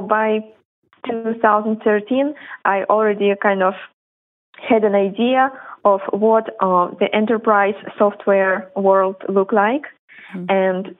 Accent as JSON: {"language": "English", "country": "Belarus", "moved": "yes", "said": "originally both my brother and I, we are from Belarus"}